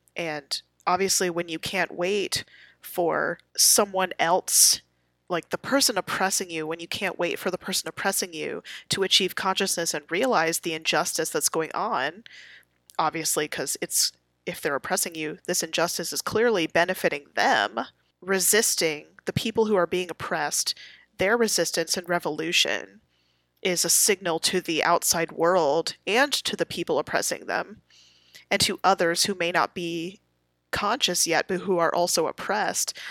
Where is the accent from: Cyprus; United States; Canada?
United States; I'm an American